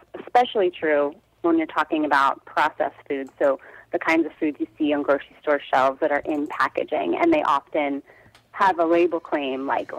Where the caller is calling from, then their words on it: Brooklyn, New York, United States; I'm in Brooklyn, New York.